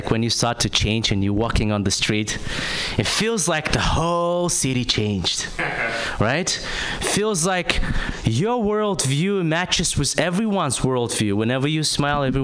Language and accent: English; Kazakhstan; moved away; I'm from Kazakhstan